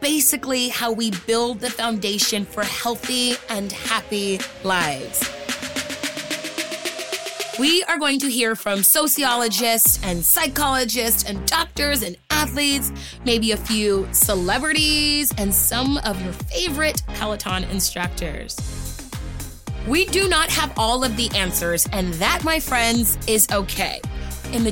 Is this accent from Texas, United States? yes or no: yes; Houston, Texas, United States; moved away; also born or lived in Los Angeles, California; I grew up in Houston, Texas, and I lived in LA for 12 years.